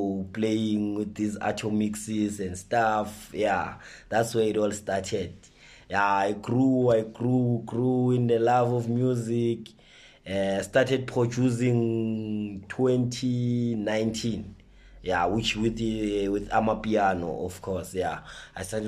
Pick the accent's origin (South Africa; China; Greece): South Africa; Soweto, Gauteng; I was born in Soweto, grew up in Soweto, and I'm still in Soweto